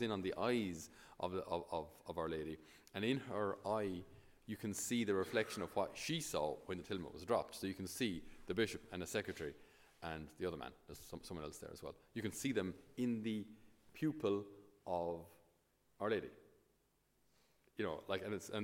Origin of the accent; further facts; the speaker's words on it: Ireland; us as Irish